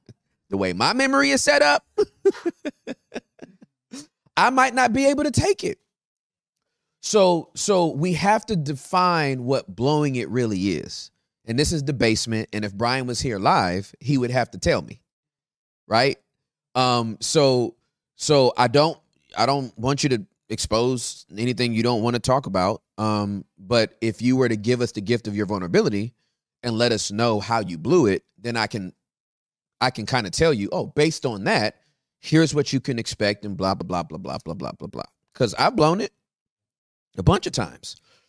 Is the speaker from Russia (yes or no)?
yes; Russia; accent: Russian; English is a second language; I'm so sorry for my Russian accent.